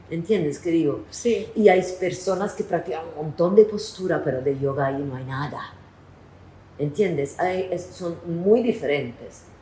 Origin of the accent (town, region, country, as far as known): Italy; Spanish is a second language; moved away